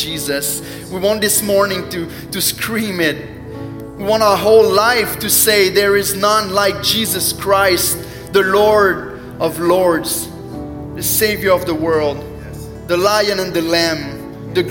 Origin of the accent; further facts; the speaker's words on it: Quebec, Canada; English is a second language; I'm from Quebec. I don't know if you noticed the accent a little bit